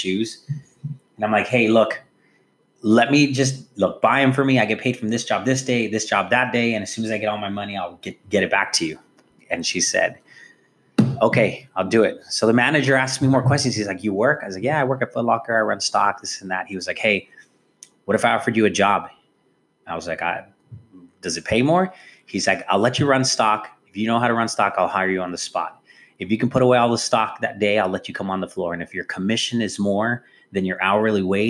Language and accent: English; the Rio Grande Valley, Texas, United States; also born or lived in Oklahoma / Katy, Texas; I was raised here in the Valley. I was born in Oklahoma, moved to Katy, Texas, moved to the Valley after some time